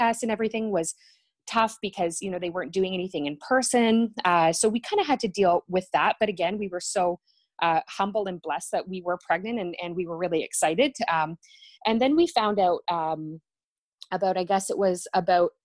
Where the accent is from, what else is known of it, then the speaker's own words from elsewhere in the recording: Ontario, Canada; I'm from Ontario, Canada